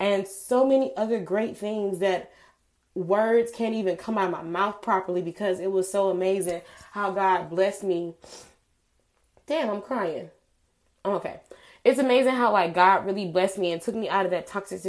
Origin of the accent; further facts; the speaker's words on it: Atlanta, Georgia, United States; moved away as an adult; also born or lived in Montgomery, Alabama; I'm from Georgia. I'm from Atlanta, Georgia.